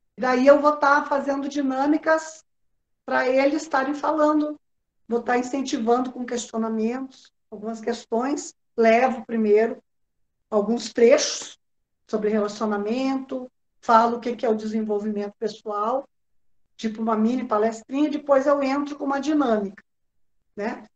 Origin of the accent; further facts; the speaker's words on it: Rio Grande do Sul, Brazil; Eu sou gaúcha